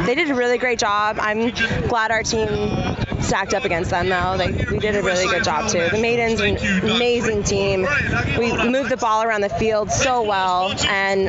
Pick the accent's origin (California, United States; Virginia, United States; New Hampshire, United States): California, United States; San Diego; I'm from San Diego